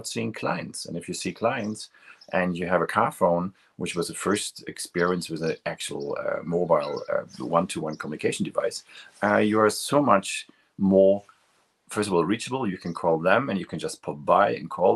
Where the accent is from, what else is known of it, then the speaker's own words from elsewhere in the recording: near Münster, North Rhine-Westphalia, Germany; moved away; I crossed the border to the Netherlands, which was very close to my hometown